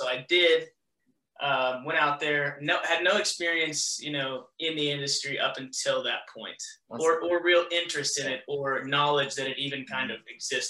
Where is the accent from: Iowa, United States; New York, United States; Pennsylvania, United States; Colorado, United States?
Iowa, United States; Des Moines; I grew up in Iowa, in the Des Moines area.